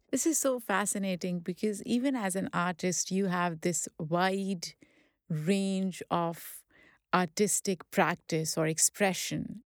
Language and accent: English; Pakistan; now in United States; growing up in Pakistan